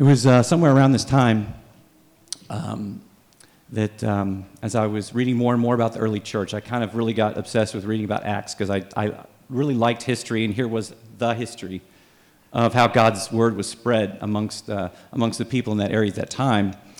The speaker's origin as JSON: {"language": "English", "town": "Dallas", "region": "Texas", "country": "United States", "tie": "born or raised there", "said": "I grew up in Dallas"}